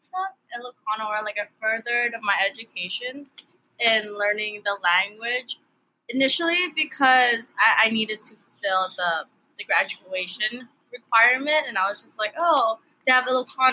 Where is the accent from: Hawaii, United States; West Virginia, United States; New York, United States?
Hawaii, United States; first language Tagalog; English is a second language; also born or lived in Baguio City, Philippines; I was born in Baguio City, Philippines. I came to the U.S., or I came to Hawaii when I was 2 or 3 years old